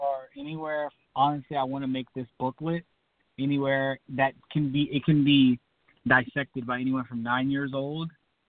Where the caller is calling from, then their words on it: Clovis, California, United States; I'm calling from Clovis, California.